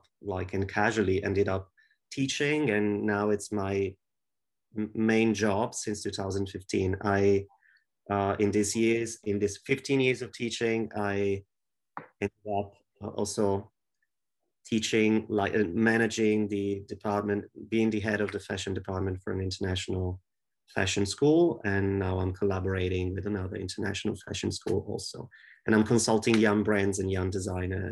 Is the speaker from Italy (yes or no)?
yes; Italy; I'm from Italy.